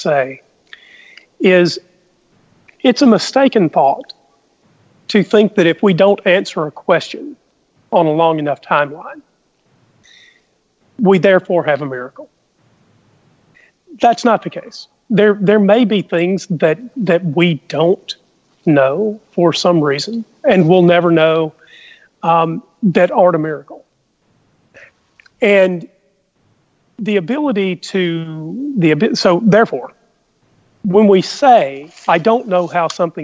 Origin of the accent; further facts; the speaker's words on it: the South, United States; we both grew up in the same place. We grew up in the South.